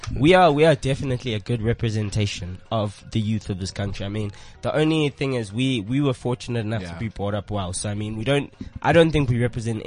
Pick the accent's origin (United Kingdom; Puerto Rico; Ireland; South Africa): South Africa; because we all grew up in South Africa.